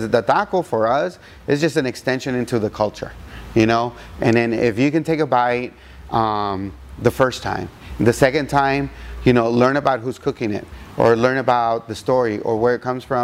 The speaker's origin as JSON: {"language": "English", "town": "El Paso", "region": "Texas", "country": "United States", "tie": "born or raised there", "said": "I grew up in El Paso, which is like New Mexico's right there"}